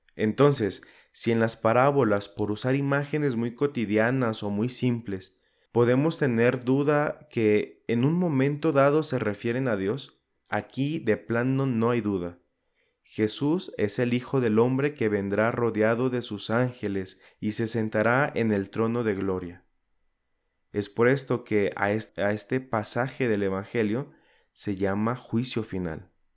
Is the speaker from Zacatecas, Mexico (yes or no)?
yes; Zacatecas, Mexico; en mi ciudad natal aquí en Zacatecas